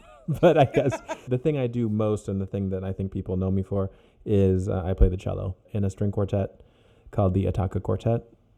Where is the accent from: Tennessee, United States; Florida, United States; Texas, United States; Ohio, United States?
Ohio, United States; born there; also born or lived in Virginia / Oklahoma / Germany; I was born in Ohio, and then we moved to Virginia, and then to Oklahoma, then to Germany, and then back to Virginia.